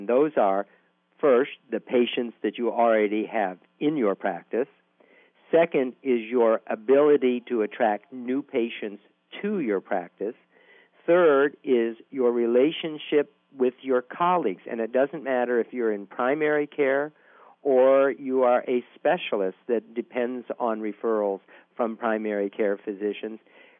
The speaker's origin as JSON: {"language": "English", "town": "New Orleans", "region": "Louisiana", "country": "United States", "said": "I am from New Orleans, which is the underwater capital of the world."}